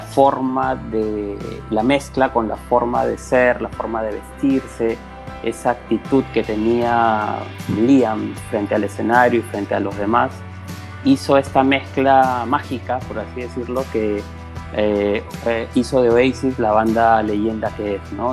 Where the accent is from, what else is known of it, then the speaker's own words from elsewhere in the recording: Peru; yo soy de Perú